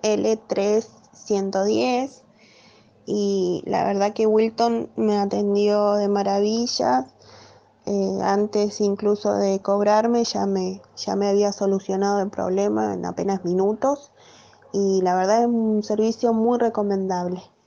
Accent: Argentina; soy de Argentina

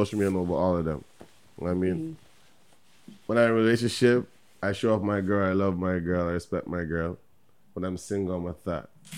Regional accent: Toronto, Ontario, Canada; I was born in Canada, Toronto

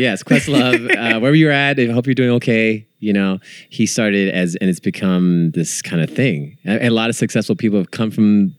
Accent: Bay Area, California, United States; growing up in the Bay Area

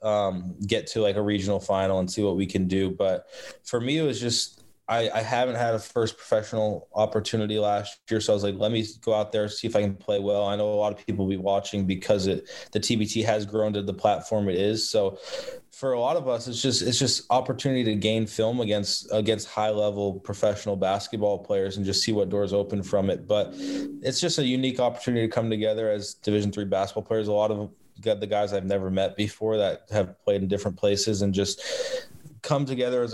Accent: Boston, Massachusetts, United States; I'm from the Boston area

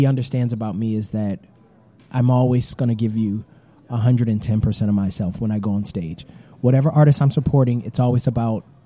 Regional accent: Detroit, Michigan, United States; the Detroit Tigers, which is my hometown

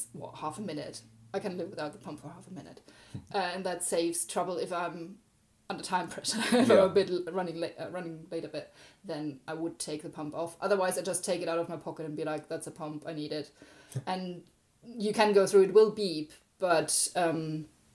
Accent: Germany; moved away; I'm from Germany

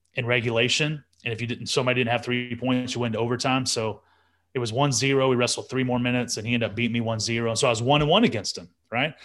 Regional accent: Amarillo, Texas, United States; as a born and raised Texan

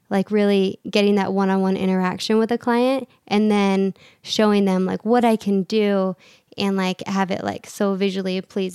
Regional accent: Redmond, Washington, United States; moved away; I'm originally Seattle area, awesome. Redmond. That's where I grew up.

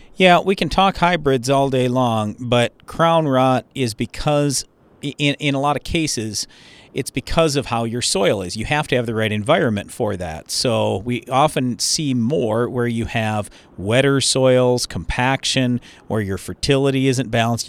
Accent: Iowa, United States; I was born in Iowa

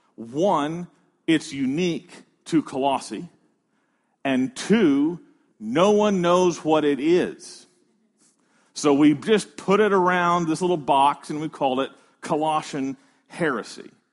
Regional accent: United States; We're American.

